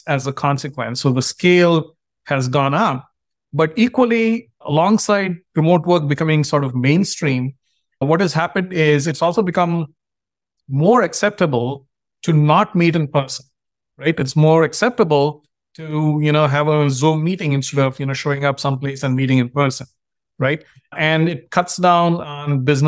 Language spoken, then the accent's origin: English; India; now in United States; I grew up in India, and when I moved to the US